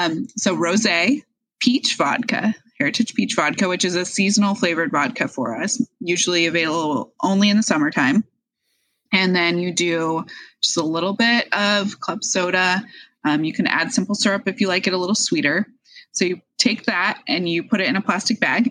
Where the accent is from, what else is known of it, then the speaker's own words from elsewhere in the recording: Edgewood, Washington, United States; also born or lived in Park City, Utah / Fox Island, Washington; I grew up in Edgewood, which is North Puyallup